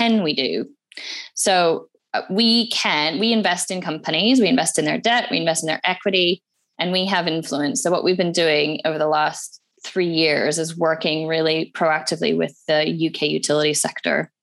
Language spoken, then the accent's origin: English; Alberta, Canada; now in United Kingdom; I'm Canadian by birth. I grew up in Alberta, which is where the oil sands are.